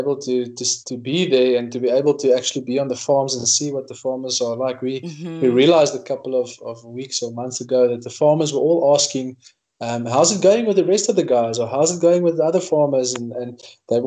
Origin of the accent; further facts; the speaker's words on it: Northern Cape, South Africa; I grew up in the Northern Cape